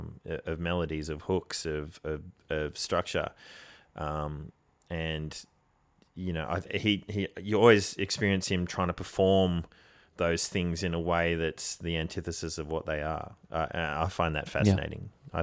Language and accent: English; Canberra, Australian Capital Territory, Australia; I grew up in Canberra. You know, when you turn 14, you have to choose between smack or weed.